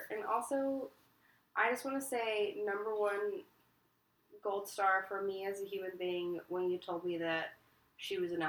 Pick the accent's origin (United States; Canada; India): United States; Kentucky; moved away; I am also from Kentucky.